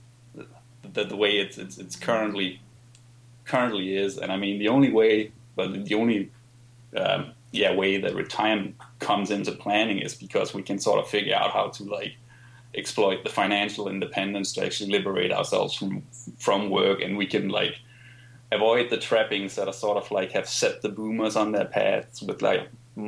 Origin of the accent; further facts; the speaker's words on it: Denmark; I grew up in Denmark, for instance, where things like investing is not really something people